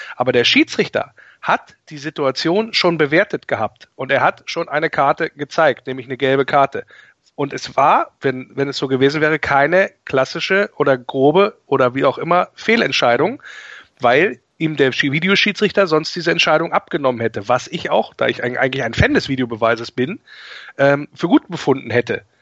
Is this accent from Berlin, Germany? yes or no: no; Wolfsburg, Lower Saxony, Germany; now in Rhineland, Germany; ich bin gebürtiger Wolfsburger